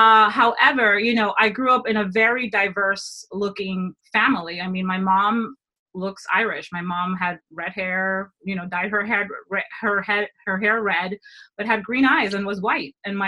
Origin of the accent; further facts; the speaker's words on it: Dominican Republic; I'm from the Dominican Republic. Go learn your countries.